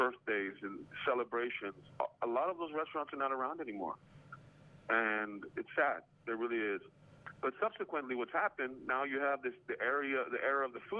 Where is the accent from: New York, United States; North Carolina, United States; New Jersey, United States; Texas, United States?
Texas, United States; El Paso; moved away; my hometown of El Paso, Texas